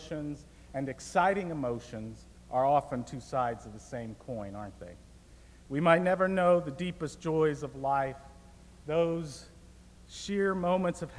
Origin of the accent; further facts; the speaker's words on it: Tampa, Florida, United States; moved away as an adult; also born or lived in California; now in Goshen, United States; the city where I grew up in Tampa, Florida